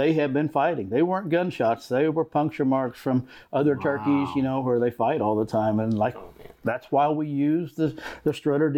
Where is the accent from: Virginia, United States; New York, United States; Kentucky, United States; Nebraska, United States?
Kentucky, United States; Eastern; moved away as an adult; now in Florida, United States; Grew up in Eastern Kentucky, so Eastern Kentucky boy